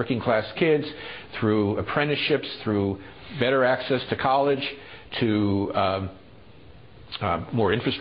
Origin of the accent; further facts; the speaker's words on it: Dillon, South Carolina, United States; we went back to my hometown of Dillon